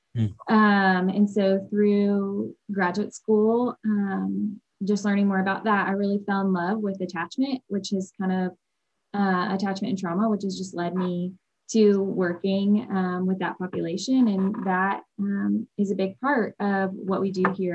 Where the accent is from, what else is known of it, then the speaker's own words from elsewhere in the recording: Nashville, Tennessee, United States; now in Birmingham, United States; I am originally from Nashville, Tennessee